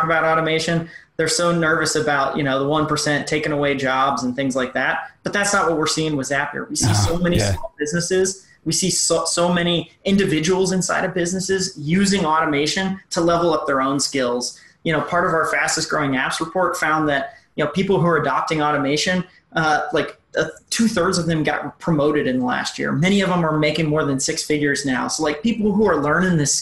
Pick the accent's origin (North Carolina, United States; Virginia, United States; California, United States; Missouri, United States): Missouri, United States; I'm a girl from Missouri